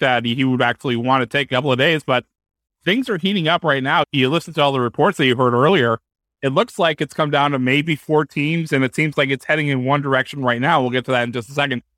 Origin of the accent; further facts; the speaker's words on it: New England, United States; we're from New England